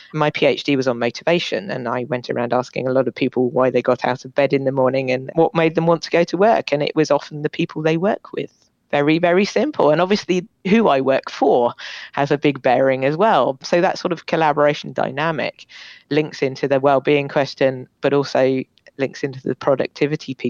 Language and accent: English; Bath, South West England, United Kingdom; moved away; I'm from Bath originally.